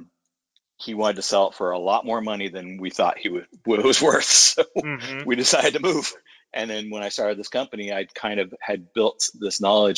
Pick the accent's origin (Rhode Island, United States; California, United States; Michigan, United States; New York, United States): California, United States; San Francisco; I was born and raised in San Francisco in the Mission District on a 6-lane street